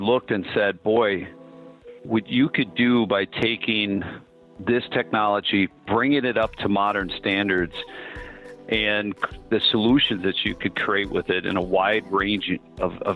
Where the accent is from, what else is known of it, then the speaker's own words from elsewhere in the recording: Minnesota, United States; moved away; I'm originally from Minnesota and the Norwegian Scandinavian heritage that's dominant up there